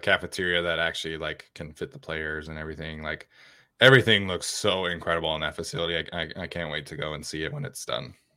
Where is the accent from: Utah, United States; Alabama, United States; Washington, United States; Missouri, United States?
Utah, United States; growing up in Utah, like, the Broncos are the local team there